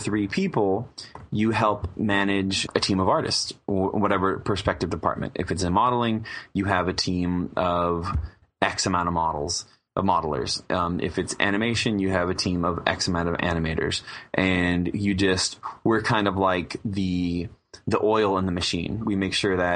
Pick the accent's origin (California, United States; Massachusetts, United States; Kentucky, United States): California, United States; Southern; I'm born and raised in Southern California